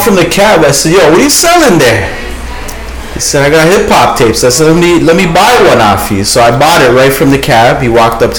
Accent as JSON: {"language": "English", "town": "Toronto", "region": "Ontario", "country": "Canada", "tie": "born or raised there", "said": "I'm born and raised in Toronto."}